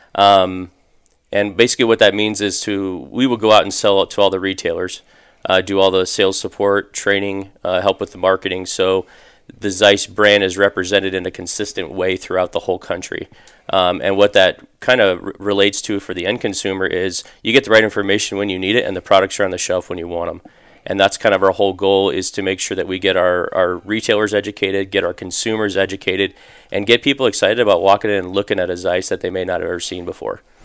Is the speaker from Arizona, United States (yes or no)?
yes; Phoenix, Arizona, United States; I'm actually originally from, from Phoenix. I grew up in North Phoenix, uh, graduated high school here